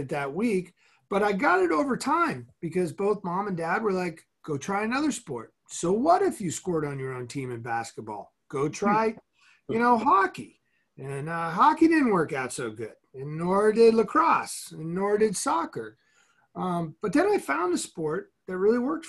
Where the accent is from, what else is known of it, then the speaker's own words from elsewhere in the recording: Central Massachusetts, United States; I grew up in the wicked awesome state of Massachusetts